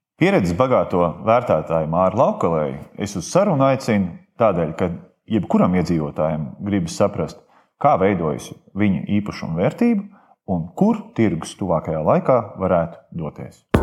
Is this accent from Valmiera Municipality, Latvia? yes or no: yes; Rūjiena, Valmiera Municipality, Latvia; manā dzimtajā pilsētā, Rujanā